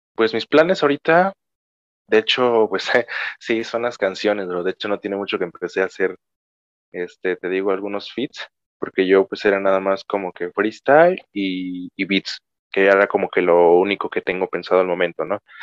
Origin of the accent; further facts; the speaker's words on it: Cuilapam de Guerrero, Oaxaca, Mexico; aquí de mi pueblo